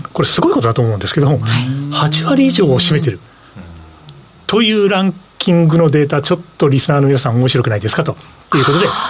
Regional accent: Nagoya, Aichi, Japan; 名古屋人なんで

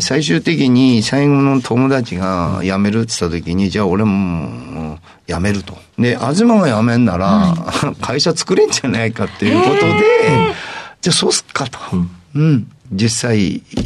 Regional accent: Higashi, Fukushima, Japan; moved away as an adult; also born or lived in Kanagawa; 福島県西白川郡東村、はいまあ、村の 人口が6000人ぐらいな地区で生まれました

